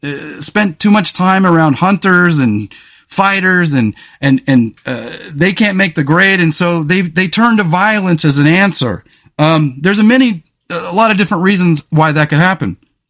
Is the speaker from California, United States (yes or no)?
yes; California, United States; I grew up in California on the Central Coast, and I grew up in a town where the famous MMA fighter Chuck Liddell is from.